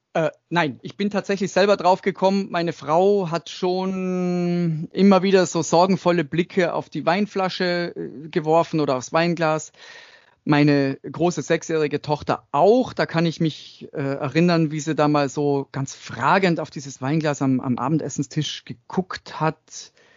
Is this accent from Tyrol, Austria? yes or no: yes; Tyrol, Austria; Ich bin in Österreich, in Tirol aufgewachsen, im Dorf